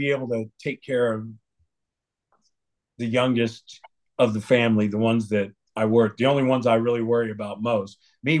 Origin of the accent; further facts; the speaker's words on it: Parris Island, South Carolina, United States; born there; I was born on Paris Island.